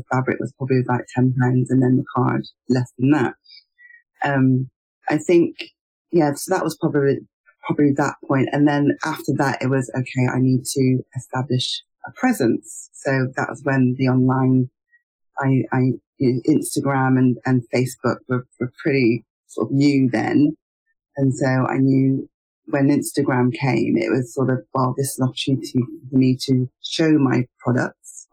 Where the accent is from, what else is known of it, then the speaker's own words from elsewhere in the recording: United Kingdom; as a Nigerian, a British-born Nigerian